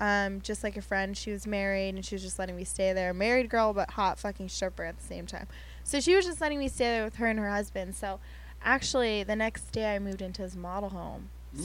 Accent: Pennsylvania, United States; now in Los Angeles, United States; growing up in Pennsylvania

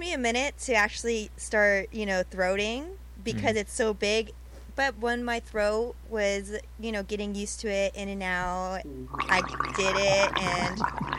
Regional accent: Riverside, California, United States; I was born in Riverside. Oh. Mm-hmm. So I lived there since the beginning of my life.

